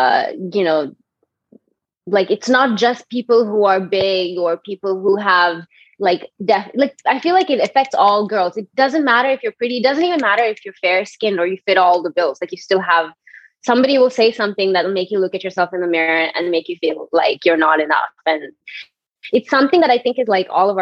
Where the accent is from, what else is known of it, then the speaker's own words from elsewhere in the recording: Bangalore, Karnataka, India; moved away as an adult; also born or lived in Cochin / Pune; I grew up in Bangalore, and between Bangalore and Cochin